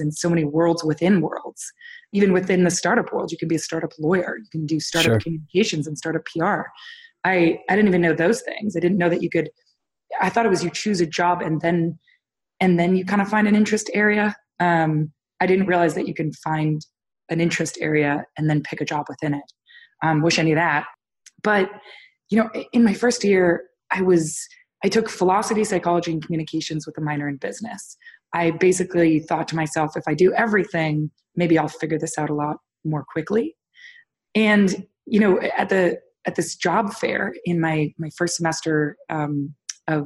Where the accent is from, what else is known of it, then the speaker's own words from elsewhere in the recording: Toronto, Ontario, Canada; I was born and raised in Toronto, Canada, which was a great place to grow up.